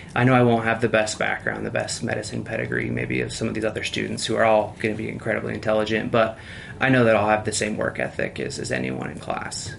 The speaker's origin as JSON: {"language": "English", "region": "Utah", "country": "United States", "said": "I'm from Utah"}